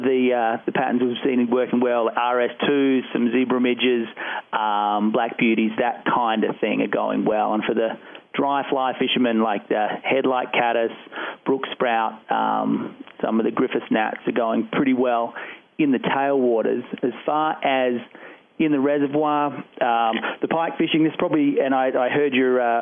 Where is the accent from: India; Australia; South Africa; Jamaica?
Australia; now in Colorado, United States; Like a big chunk of Coloradans, I'm a transplant, but I'm from Australia originally.